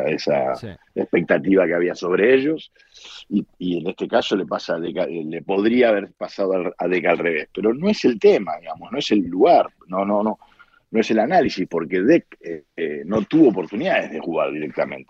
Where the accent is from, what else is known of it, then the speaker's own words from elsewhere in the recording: Argentina; moved away as an adult; soy argentino